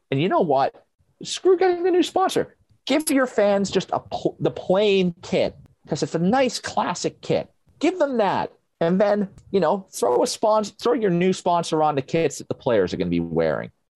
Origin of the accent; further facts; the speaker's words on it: Sheffield, Yorkshire and the Humber, United Kingdom; my hometown of Sheffield